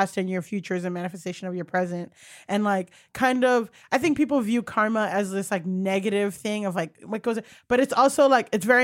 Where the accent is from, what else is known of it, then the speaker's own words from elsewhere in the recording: Miami, Florida, United States; moved away as an adult; also born or lived in Orange County, California / Paterson, New Jersey; now in New York, United States; I grew up in Miami